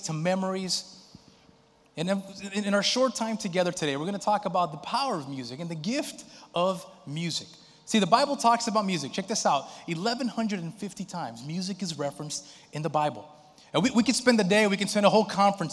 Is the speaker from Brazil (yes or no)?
yes; Brazil; moved away; in my home country, in Brazil